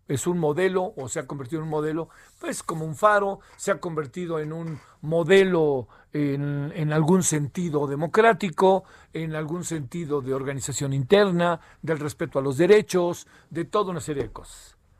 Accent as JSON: {"language": "Spanish", "country": "Mexico", "said": "pues de México"}